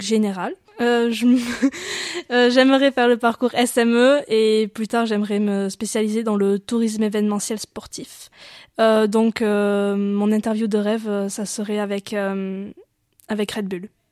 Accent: Neuvic, Nouvelle-Aquitaine, France; je suis périgourdine, je viens de Neuvik

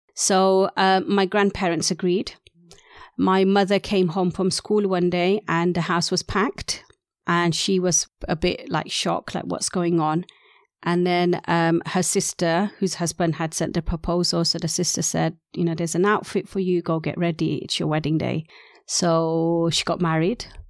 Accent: Gloucester, South West England, United Kingdom; first language Urdu; also born or lived in London / Gujarat, India; we had moved down from London where I was initially born. So Gujarati was the main language in the Indian culture of Gloucester.

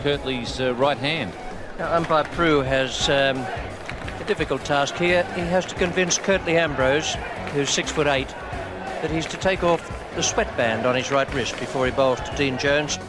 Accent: Australia; now in Dubai, United Arab Emirates; as, as an Australian, I'm very fortunate that I was a child of 1990s cricket in Australia

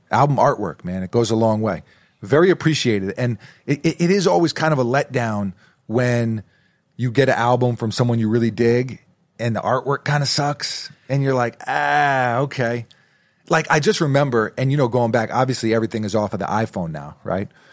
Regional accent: New York City, New York, United States; moved away; also born or lived in New Jersey / Massachusetts; growing up in New York City, lived in Jersey for a while, went to school up in Massachusetts.

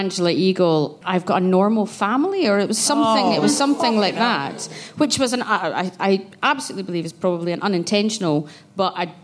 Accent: Glasgow, Scotland, United Kingdom; I grew up in Glasgow

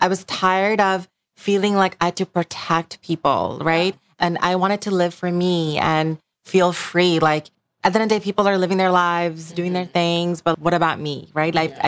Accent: Bangladesh; moved away; I grew up in Bangladesh

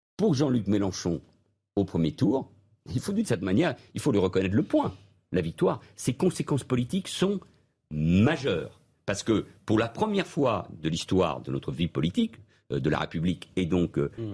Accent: Spain; moved away; je suis né en Espagne il y a presque 60 ans, j'y ai vécu, vous connaissez mes liens, ma double culture avec ce pays

